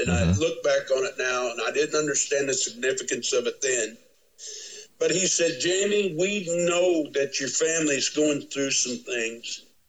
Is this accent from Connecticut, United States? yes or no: no; Windsor, Missouri, United States; also born or lived in Columbia, Missouri; And I'd been there, you know, all along through seventh grade and everything in my hometown of Windsor, Missouri